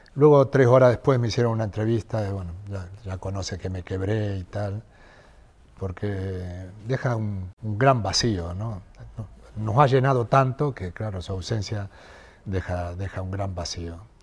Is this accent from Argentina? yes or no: yes; Argentina; now in Madrid, Spain